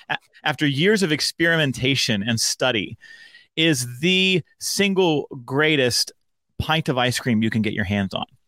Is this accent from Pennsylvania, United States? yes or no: yes; Pittsburgh, Pennsylvania, United States; also born or lived in Frankfurt, Germany; I grew up outside of Pittsburgh in all of those kind of middle school and high school formative years